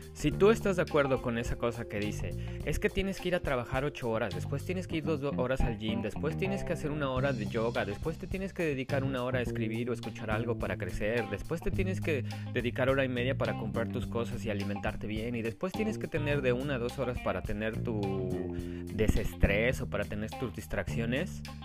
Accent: Mexico; como mexicanos, o muchas veces por esa cultura que nosotros tenemos

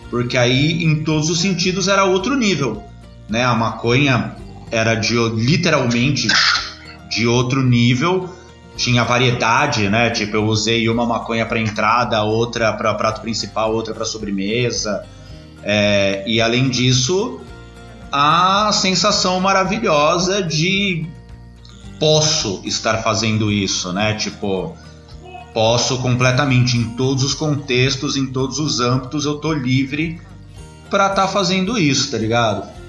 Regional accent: São Paulo, Brazil; eu cresci na Zona Sul. né? Lá no, nos Cafundó, na Zona Sul, Capão Redondo

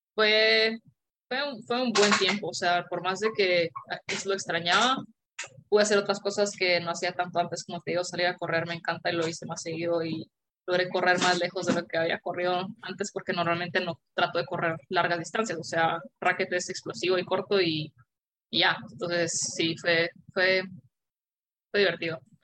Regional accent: Guatemala; moved away; yo me fui de Guatemala antes de que, antes de que las terminaran y solo jugábamos en dos canchas todo el equipo

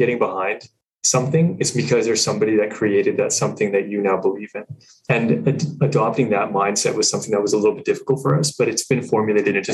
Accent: England, United Kingdom; now in Canada; I'm from England.

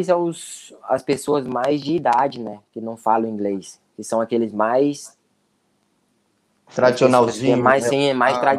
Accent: Brazil; Jogadores estrangeiros são bastante cobrados, né? Ainda mais nós que somos brasileiros, o foco é bastante em cima de nós.

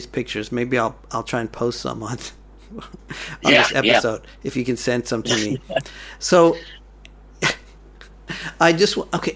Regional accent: Dallas, Texas, United States; we're from Dallas

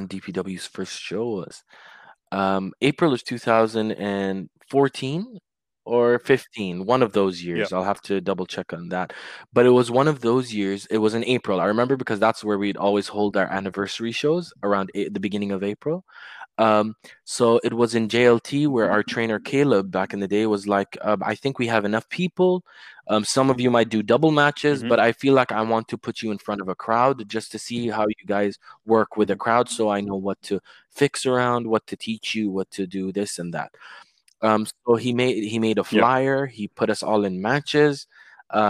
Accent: Dubai, United Arab Emirates; also born or lived in London; somewhere in my hometown

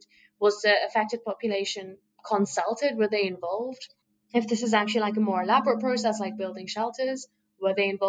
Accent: United Kingdom; like I, as a British citizen, if I needed to go to the hospital

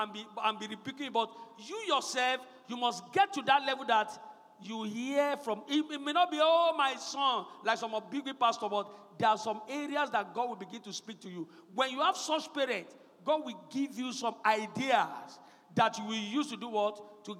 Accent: Ekiti, Nigeria; I was an Ekiti boy. I mean, I grew up in Ekiti. No, brought up in Ekiti.

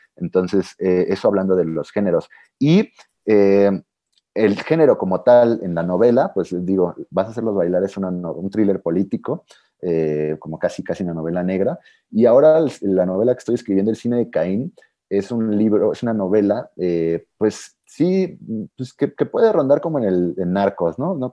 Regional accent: Mexico; como alguien mexicano que he vivido toda mi vida en México

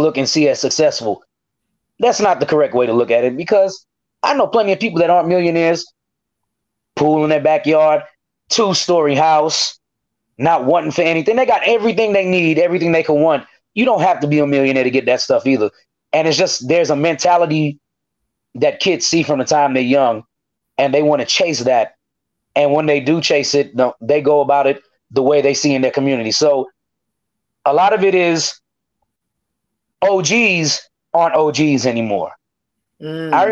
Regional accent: United States; I'm from McNair

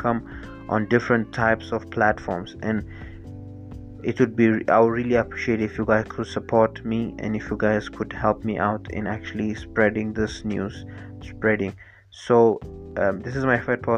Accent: Ethiopia; now in South Africa; I'm originally from Ethiopia

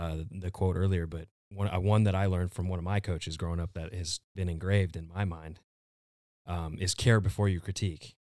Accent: Gilbert, Arizona, United States; I'm originally from Gilbert, Arizona.

